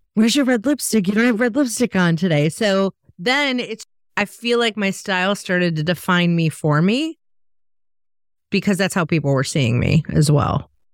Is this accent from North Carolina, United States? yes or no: no; Chicago, Illinois, United States; I'm from Chicago